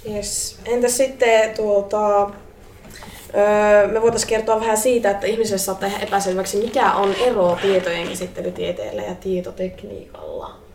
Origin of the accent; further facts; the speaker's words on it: Oulu, North Ostrobothnia, Finland; mä oon kotoisin täältä Oulusta